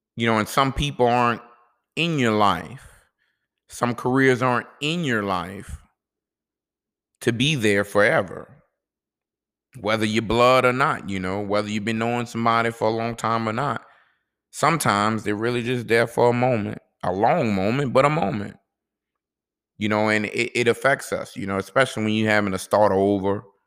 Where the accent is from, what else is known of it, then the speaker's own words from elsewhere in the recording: New Orleans, Louisiana, United States; I'm from New Orleans